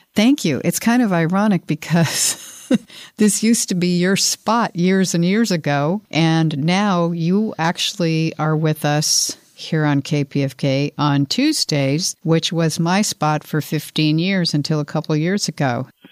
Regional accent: Colorado, United States; now in Los Angeles, United States; I come from Colorado

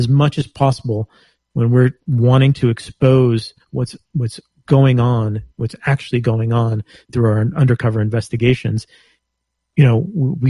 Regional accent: Texas, United States; I'm from Texas. I was born and raised in Texas

